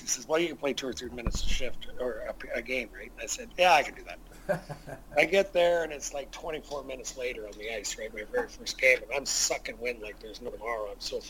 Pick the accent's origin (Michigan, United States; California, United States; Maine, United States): Maine, United States; Portland; I was from Portland. I went to Kalamazoo.